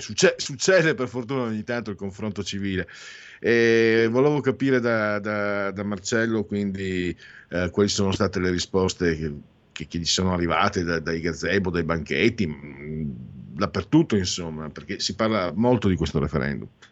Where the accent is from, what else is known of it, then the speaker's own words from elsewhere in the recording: San Vito al Tagliamento, Friuli-Venezia Giulia, Italy; io vengo dal eh, San Vito al Tagliamento, in, Friuli, in alto a destra in Friuli